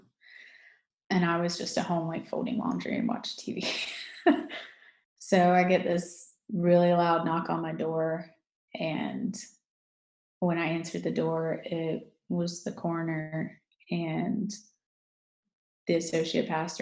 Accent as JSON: {"language": "English", "town": "Greenville", "region": "South Carolina", "country": "United States", "tie": "born or raised there", "said": "I'm from Greenville, South Carolina, born and raised."}